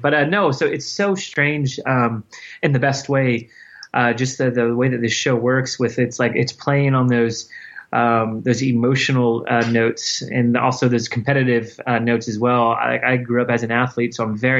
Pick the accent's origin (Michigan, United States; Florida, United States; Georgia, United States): Florida, United States; I was adopted by my aunt and uncle, my mother's sister, where I grew up in Florida